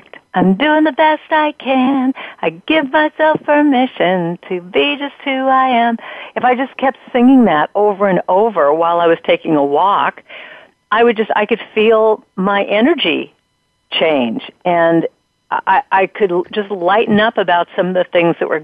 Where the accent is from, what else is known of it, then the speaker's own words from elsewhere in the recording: Los Angeles, California, United States; I grew up in Southern California. I live up in Northern California now. But I grew up in Hollywood